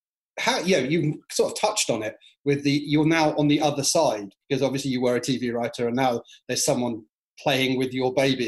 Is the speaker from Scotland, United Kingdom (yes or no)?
no; Kent, South East England, United Kingdom; I'm not from Canterbury, but I'm from Kent. And I've lived in this area sort of most of my life.